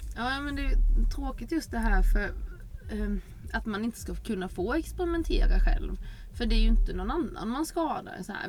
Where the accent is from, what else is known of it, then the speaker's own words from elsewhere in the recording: Sweden; moved away; där jag är uppvuxen så finns det en liten eh, samhälle utanför, Fosserum heter det